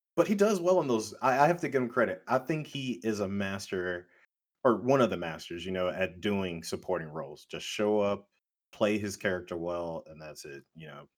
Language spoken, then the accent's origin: English; United States; as American male